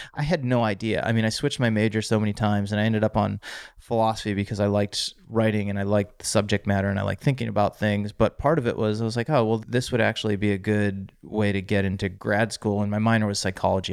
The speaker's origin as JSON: {"language": "English", "town": "Auburn", "region": "Massachusetts", "country": "United States", "tie": "born or raised there", "said": "In central Massachusetts, little town called Auburn outside of Worcester"}